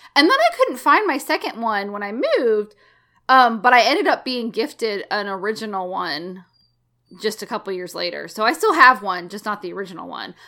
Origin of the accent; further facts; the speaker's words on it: Alabama, United States; it was a pretty like diverse community that I grew up in in Alabama.